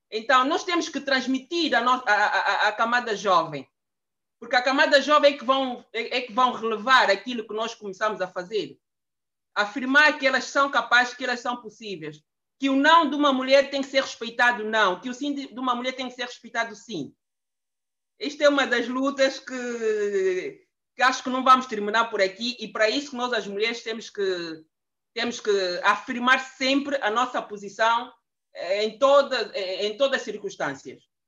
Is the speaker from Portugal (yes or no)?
no; Angola; now in Brussels, Belgium; Eu sou angolana, eh, vivo, resido em Bruxelas há mais quase 30 anos